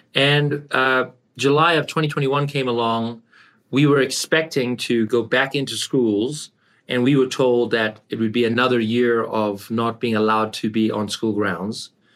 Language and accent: English; South Africa; moved away as an adult; also born or lived in Canada / California; I grew up in South Africa, and I came to Canada